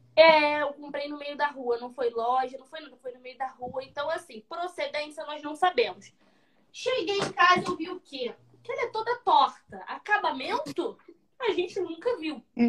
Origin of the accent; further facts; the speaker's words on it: Rio de Janeiro, Brazil; Eu sou carioca da Serra